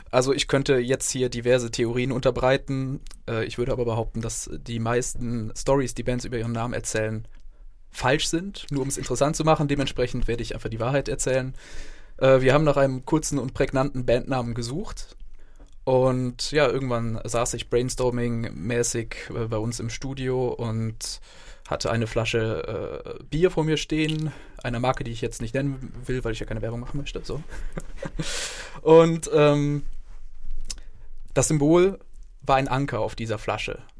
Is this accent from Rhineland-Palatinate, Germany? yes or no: yes; Neuwied, Rhineland-Palatinate, Germany; Ja, für mich ist Bonn irgendwie Heimat. Ich meine, wir kommen zwar aus dem Raum Neuwied, aber tatsächlich ist die Entfernung zu Bonn für uns genauso groß wie Neuwied.